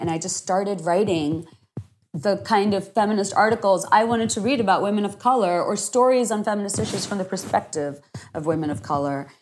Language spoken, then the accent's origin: English; Dhaka, Dhaka Division, Bangladesh; first language Bengali; English is a second language; moved away as an adult; also born or lived in Virginia, United States; now in Washington, D.C., United States; I grew up in Dhaka. My parents are Bangladeshi